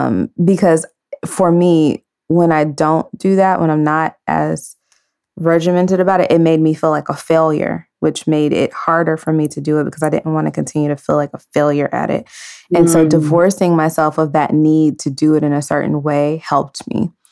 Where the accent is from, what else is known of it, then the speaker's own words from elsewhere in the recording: San Francisco, California, United States; also born or lived in Dallas / Maryland; now in Los Angeles, United States; I was born in San Francisco.